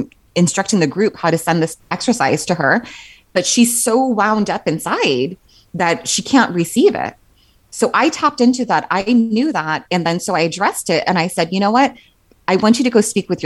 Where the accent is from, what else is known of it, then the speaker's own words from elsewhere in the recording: Southern California, United States; moved away; Growing up in Southern California, I mean, we were always forewarned about like earthquakes